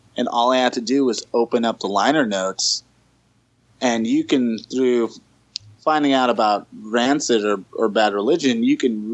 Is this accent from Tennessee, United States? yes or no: no; Los Angeles, California, United States; I was born and raised in Los Angeles, California